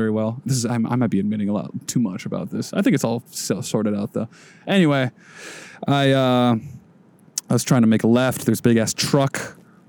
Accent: Minnesota, United States; accent: Minnesota; my little Minnesota accent

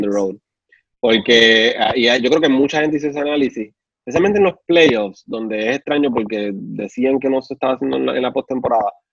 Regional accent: Puerto Rico; yo soy boricua

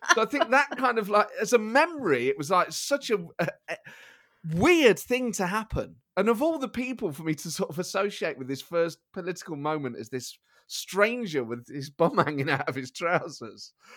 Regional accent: Nottingham, East Midlands, United Kingdom; I grew up in Nottingham with my mum and my sister.

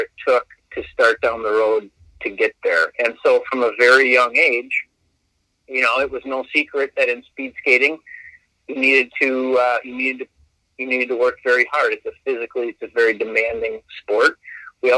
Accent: Verona, Wisconsin, United States; I'm from Verona

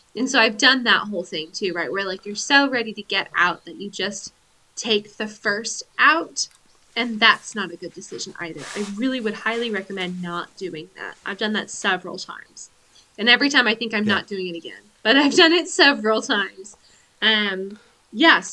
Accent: Pacific Northwest, United States; from being white, from being an American, from being from the Pacific Northwest

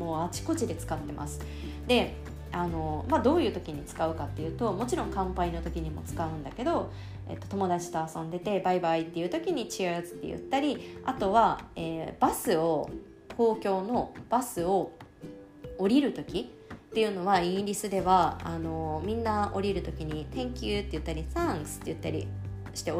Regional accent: Osaka, Japan; 私大阪出身なんですけれど7月24と25といえばもう天神祭りというのがね頭の中に頭の全てにインプットされております

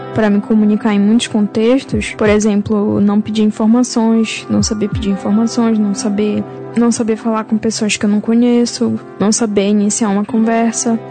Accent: Amapá, Brazil; moved away as an adult; also born or lived in Belém, Pará; now in São Paulo, Brazil; nasci em Belém do Pará, mas eu morei a vida toda no, no Amapá. Agora eu tô morando em São Paulo

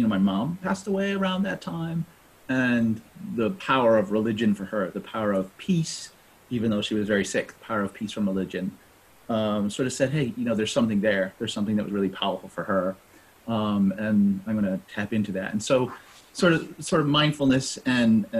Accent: New England, United States; born and raised in New England, right? Sort of lived in New England all my life

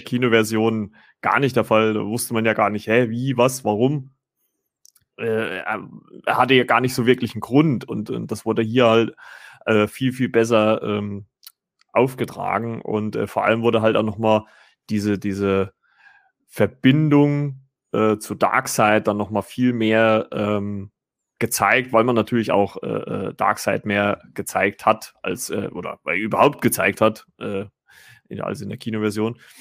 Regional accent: Germany; bei uns in Deutschland

